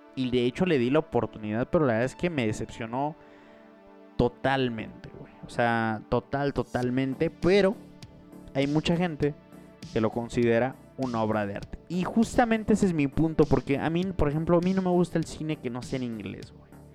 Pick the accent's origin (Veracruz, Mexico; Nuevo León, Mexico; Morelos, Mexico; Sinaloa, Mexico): Morelos, Mexico; Morelos, que es donde, de donde yo soy, de un pequeño pueblo de Morelos